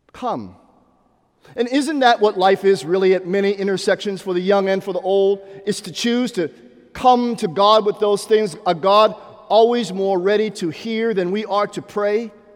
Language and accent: English; Pittsburgh, Pennsylvania, United States; now in Atlanta, United States; growing up in Pittsburgh, Pennsylvania